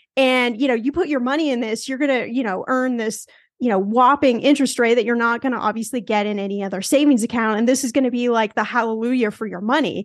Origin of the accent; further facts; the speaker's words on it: Los Angeles, California, United States; I'm from Los Angeles